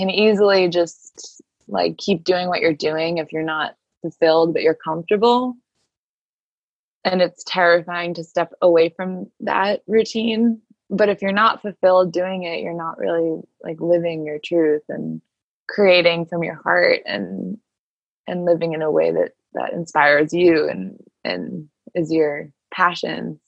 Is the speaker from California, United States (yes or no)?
no; Cape Cod, Massachusetts, United States; I've been here since March in the house that I grew up in on Cape Cod with my mom and my grandma